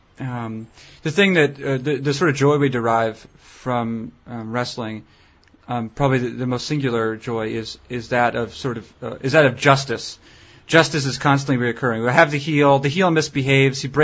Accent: Concord, New Hampshire, United States; downtown Concord, New Hampshire

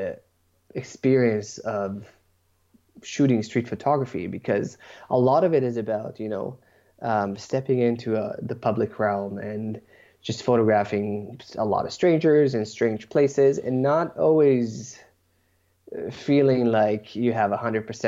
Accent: Israel; now in Toronto, Canada; I was born and raised in Israel

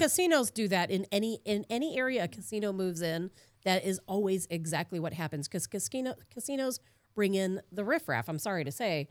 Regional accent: Chicago, Illinois, United States; moved away; I grew up in Chicago

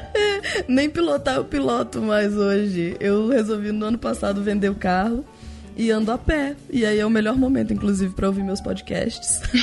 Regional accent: Brazil; Como é que você identificou que eu era brasileira

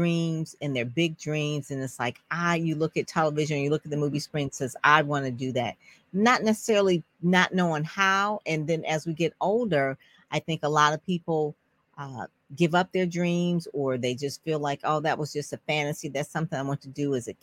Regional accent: Detroit, Michigan, United States; grew up in Conant Gardens along with me

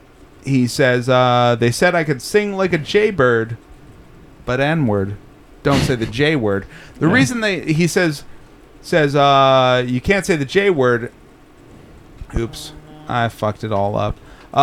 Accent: Los Angeles, California, United States; especially growing up in South Central LA as a black kid who's, like, you know, constantly harassed by police.

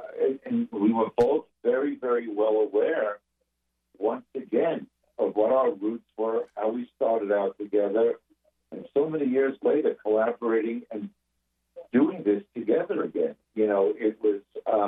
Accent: Long Island, New York, United States; I'm a Jew from Long Island.

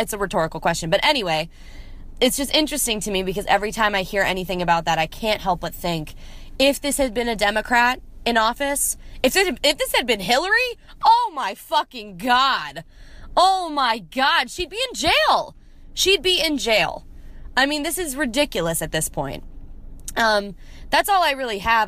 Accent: Columbia, Maryland, United States; now in Nashville, United States; from Columbia, Maryland.

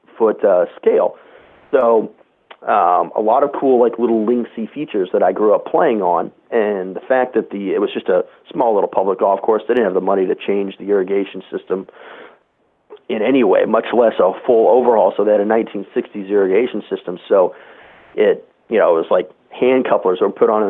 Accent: Corvallis, Oregon, United States; I grew up in the Corvallis, Albany area, where Oregon State is where I ended up going to school.

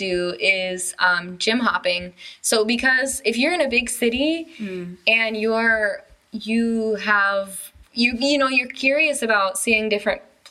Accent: United States; moved away as an adult; now in China; I'm an American

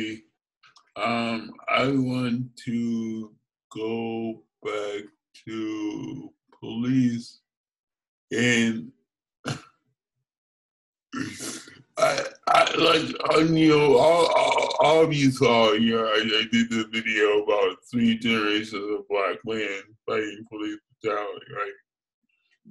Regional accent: New York City, New York, United States; I grew up in New York

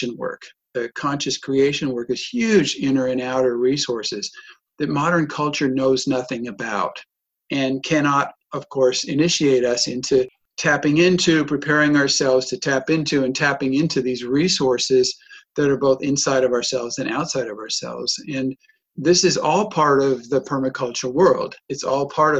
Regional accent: United States; accent: American; moved away as an adult; also born or lived in Germany; now in Europe; I moved out of America in 1995. I was born there, but I moved out in 95 to Europe

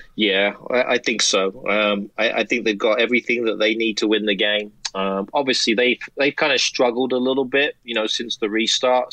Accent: United States; American soccer fans

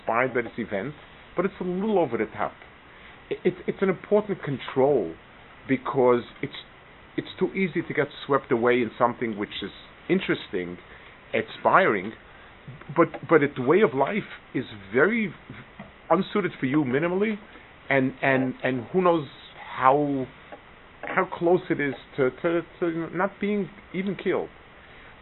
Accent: United States; I grew up in America when it was on the way down.

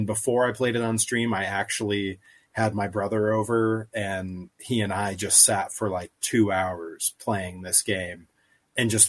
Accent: Greenfield, Massachusetts, United States; I grew up in Greenfield, Massachusetts, which is 15 minutes from Northampton, Massachusetts

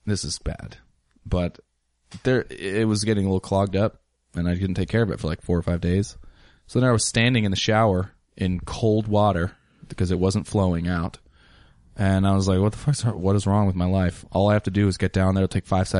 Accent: Ellensburg, Washington, United States; now in Portland, United States; I'm from Washington. Ellensburg, Washington.

